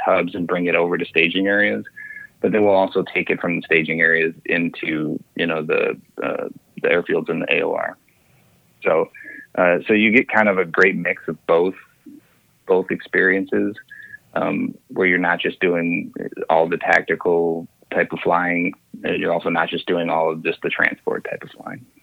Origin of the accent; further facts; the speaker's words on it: St. Paul, Minnesota, United States; I grew up in St. Paul, Minnesota